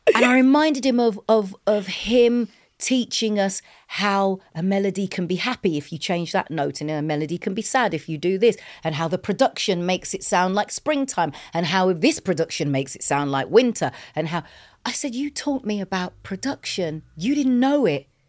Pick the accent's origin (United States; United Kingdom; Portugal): United Kingdom; England; we're English, we're not American